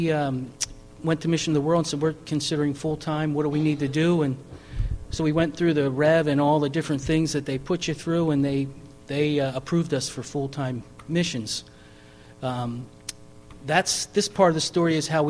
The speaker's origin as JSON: {"language": "English", "town": "Cherry Hill", "region": "New Jersey", "country": "United States", "also_born_or_lived": "Juarez, Mexico", "moved": "as an adult", "said": "coming from kind of suburban Cherry Hill, New Jersey, if you notice, I don't have an accent because I am from South Jersey"}